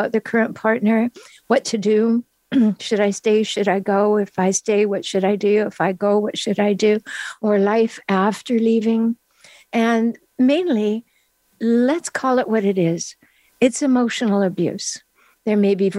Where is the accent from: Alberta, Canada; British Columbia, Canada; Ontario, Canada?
British Columbia, Canada; Vancouver Island; moved away as an adult; now in San Diego, United States; I'm from Canada. So I moved after my children were grown. I moved to San Diego.